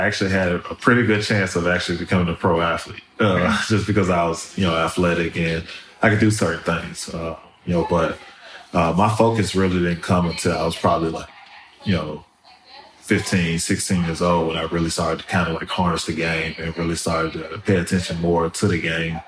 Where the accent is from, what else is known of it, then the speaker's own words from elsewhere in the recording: Memphis, Tennessee, United States; also born or lived in New Orleans, Louisiana; me growing up in South Memphis is, it's one of the best things that could have happened to me. I moved there from New Orleans, Louisiana